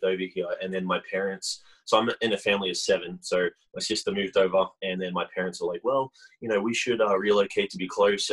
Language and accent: English; Melbourne, Victoria, Australia; moved away as an adult; also born or lived in Hamilton, New Zealand; now in Utah, United States; I was born in New Zealand, in Hamilton on the North Island. And then when I was about three or so, my parents relocated to Melbourne in Australia. And that's where I grew up.